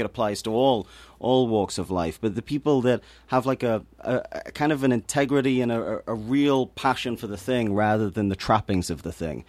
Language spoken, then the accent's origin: English; Newcastle upon Tyne, North East England, United Kingdom; moved away; I come from Newcastle-upon-Tyne, which is a, a very depressed working class city in the north of England